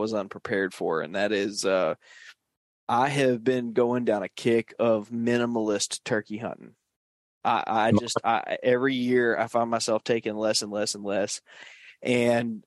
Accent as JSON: {"language": "English", "town": "New Orleans", "region": "Louisiana", "country": "United States", "tie": "born or raised there", "said": "I grew up in New Orleans"}